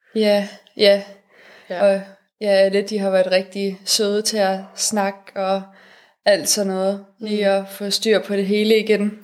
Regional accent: Denmark

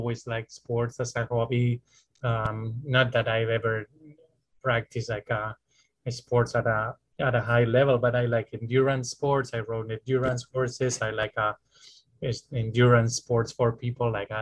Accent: Spain; moved away as an adult; now in United States; I'm originally from Spain, and I worked in Spain in private practice

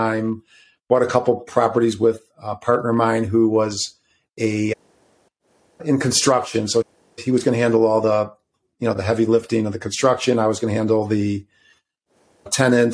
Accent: suburbs of Chicago, Illinois, United States; I'm from Illinois, by the way, suburbs of Chicago

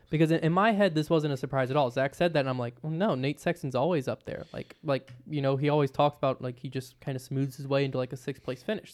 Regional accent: Virginia, United States; I'm from Virginia

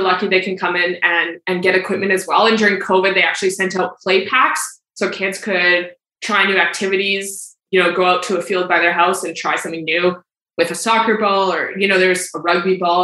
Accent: Calgary, Alberta, Canada; I grew up in Calgary. I still live in Calgary

